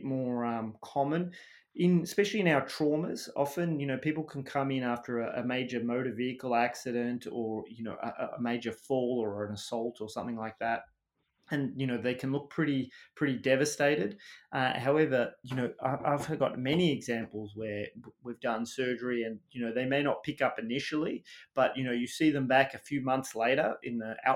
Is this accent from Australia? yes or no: yes; Melbourne, Victoria, Australia; moved away as an adult; also born or lived in United Kingdom; now in Boston, United States; So I was a Western suburbs kid in Melbourne, and I went out to school. So I went to the local primary school in a tiny suburb called Kealba